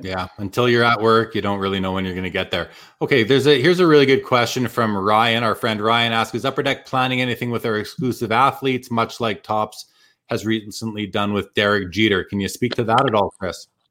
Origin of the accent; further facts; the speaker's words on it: Winnipeg, Manitoba, Canada; moved away as an adult; It is my hometown. I lived there for the first 30 years of my life